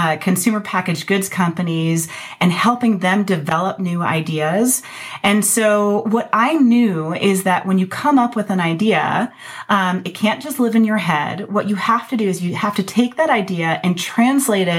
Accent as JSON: {"language": "English", "town": "Ann Arbor", "region": "Michigan", "country": "United States", "tie": "born or raised there", "also_born_or_lived": "Madison, Wisconsin / Colorado", "moved": "as an adult", "said": "I grew up in Ann Arbor, Michigan"}